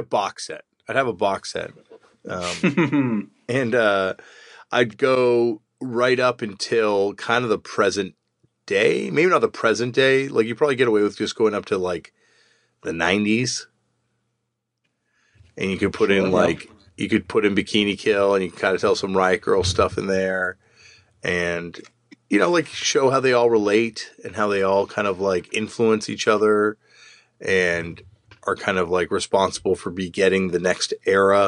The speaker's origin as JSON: {"language": "English", "town": "Toronto", "region": "Ontario", "country": "Canada", "said": "I'm from Toronto"}